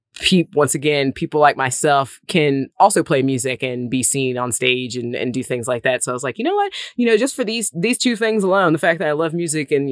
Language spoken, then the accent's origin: English; Mississippi, United States; born or raised there; moved away as an adult; also born or lived in Nashville